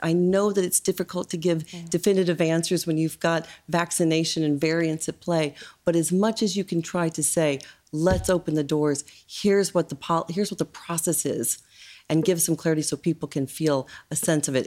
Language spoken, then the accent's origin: English; Indiana, United States; now in Ireland; my home state of Indiana